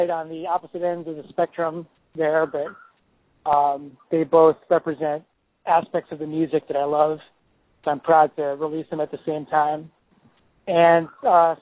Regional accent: Chicago, Illinois, United States; moved away as an adult; now in New York, United States; I was born in Chicago, in the suburbs of Chicago, and grew up there

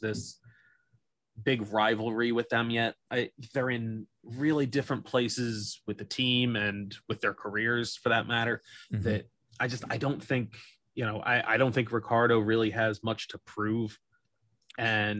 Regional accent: United States; we're American

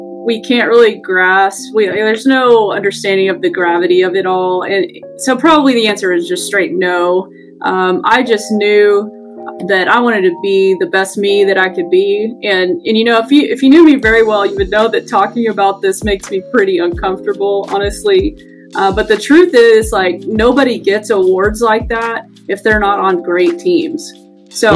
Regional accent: Colorado City, Texas, United States; I grew up in Colorado City.

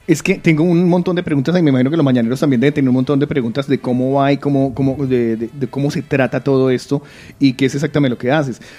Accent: Bucaramanga, Santander, Colombia; Yo soy de Bucaramanga.

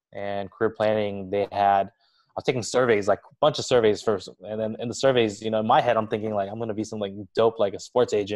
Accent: Westminster, California, United States; I was born and raised in the Little Saigon area, Orange County

